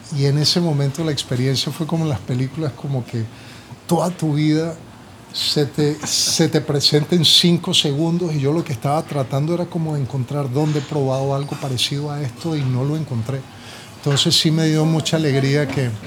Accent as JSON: {"language": "Spanish", "town": "Buenaventura", "region": "Valle del Cauca", "country": "Colombia", "tie": "born or raised there", "said": "Yo desde pequeño y, como te digo, desde la experiencia que yo tenía aquí en Buenaventura"}